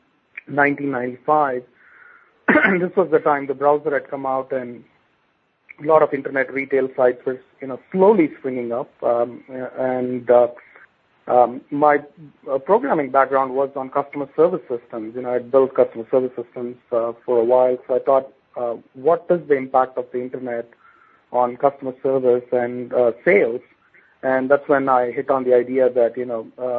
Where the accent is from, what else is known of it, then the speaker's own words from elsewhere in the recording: India; moved away as an adult; now in United States; my personal background is I grew up in India